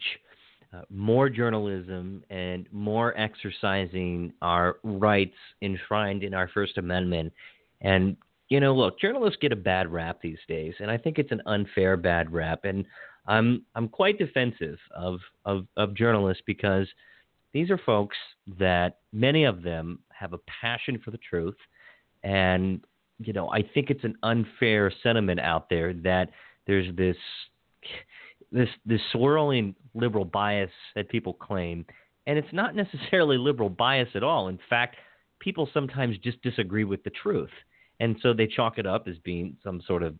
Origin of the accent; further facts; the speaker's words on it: Hagerstown, Maryland, United States; moved away; I got a good friend down at Herald Mail in Hagerstown, C.J. Lovelace, and that was my hometown newspaper